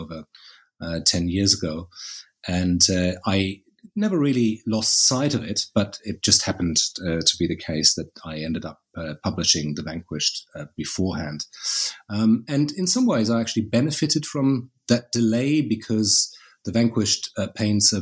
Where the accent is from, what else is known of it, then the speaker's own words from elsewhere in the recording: Berlin, Germany; I grew up in Berlin